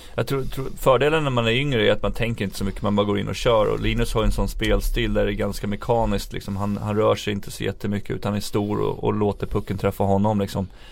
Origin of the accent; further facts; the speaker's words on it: Sweden; som, som svenskar